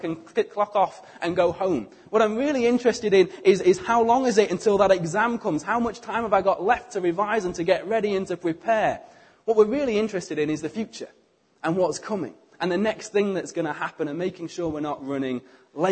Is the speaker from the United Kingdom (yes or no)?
yes; United Kingdom; we are British